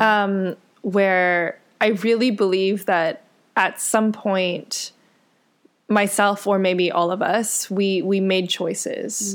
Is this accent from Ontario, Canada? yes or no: yes; Richmond Hill, Ontario, Canada; also born or lived in Scarborough; I was born in Scarborough, which is where my parents spent, I guess, their high school and university years. Um, and then I was actually raised in Richmond Hill